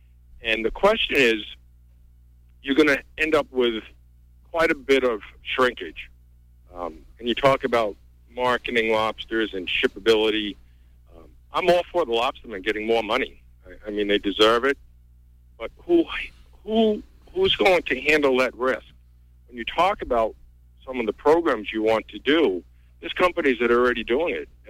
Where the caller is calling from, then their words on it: Orland, Maine, United States; also born or lived in Long Island Sound / Boston; I'm calling from Orland.